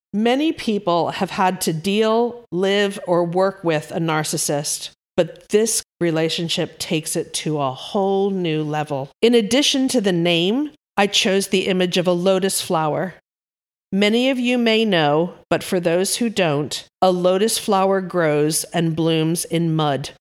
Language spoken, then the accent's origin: English; East Coast of America, United States; moved away as an adult; also born or lived in Yorkshire, England; now in United Kingdom; Born and raised on the East Coast of America, I planted my roots in the Yorkshire countryside of England about thirty-ish years ago